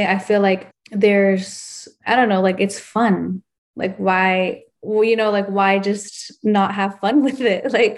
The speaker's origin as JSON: {"language": "English", "country": "El Salvador", "said": "my two best friends, like we're all from El Salvador, which is crazy, because if you go there, it's so humbling"}